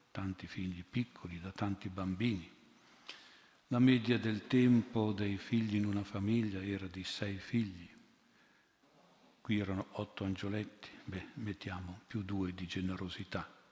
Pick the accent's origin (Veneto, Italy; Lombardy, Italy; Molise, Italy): Lombardy, Italy; Milan; Io vengo da Milano, 25 anni fa, mi ricordo, l'oratorio era pieno di figli unici e di figlie uniche.